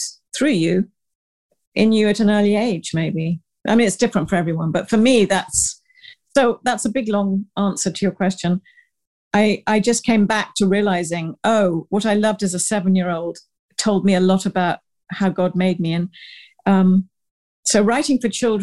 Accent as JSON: {"language": "English", "area": "the New Forest", "region": "South East England", "country": "United Kingdom", "tie": "born or raised there", "also_born_or_lived": "Uganda / Paris, France / London, United Kingdom", "moved": "as an adult", "lives_now": "Manhattan, United States", "said": "So I'm a British, I was born in Uganda, Africa, raised in England and the New Forest, went to the Sorbonne, worked in London, came to America for just a year, I thought, and I'm still here like over 30 years ago"}